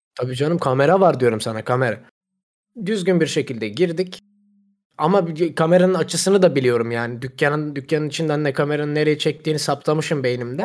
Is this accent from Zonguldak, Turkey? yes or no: yes; Zonguldak, Turkey